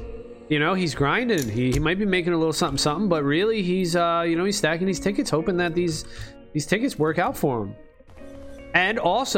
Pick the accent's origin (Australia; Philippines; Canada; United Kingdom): Philippines; I'm Filipino too, and my parents pressure me if